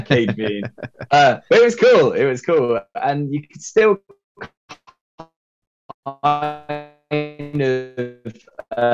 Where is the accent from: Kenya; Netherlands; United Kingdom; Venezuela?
United Kingdom; Derby, East Midlands; also born or lived in Nottingham; now in Essex, United Kingdom; I was born in Nottingham, okay. So that's kind of like, I don't know, 30-40 miles from Leicester. And then I grew up in a town or a city called Derby